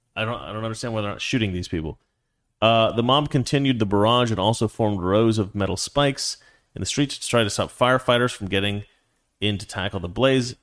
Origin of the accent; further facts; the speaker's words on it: Portland, Oregon, United States; that's where I'm from. I'm from Oregon